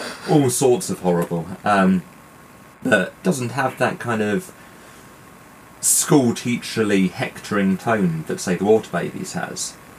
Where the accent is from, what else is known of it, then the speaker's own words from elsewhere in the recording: United Kingdom; being British